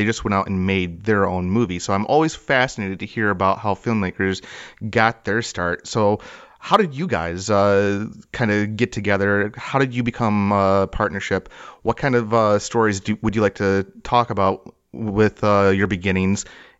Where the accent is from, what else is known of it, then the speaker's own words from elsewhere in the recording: Michigan, United States; Well, I grew up in Michigan.